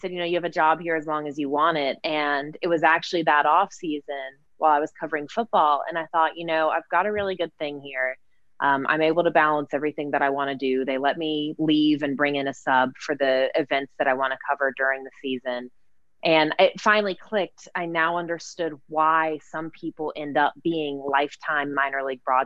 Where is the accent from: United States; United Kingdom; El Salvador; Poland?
United States; Georgia; growing up in Georgia